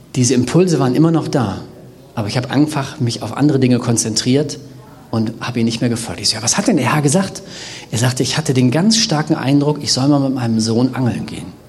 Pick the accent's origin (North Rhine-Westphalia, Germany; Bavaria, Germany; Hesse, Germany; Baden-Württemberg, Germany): North Rhine-Westphalia, Germany; Bergisches Land; ich komme ja aus dem Bergischen Land, wir sind ja quasi so die Pufferzone zwischen dem äh, Jecken-Rheinland und dem Ruhrgebiet.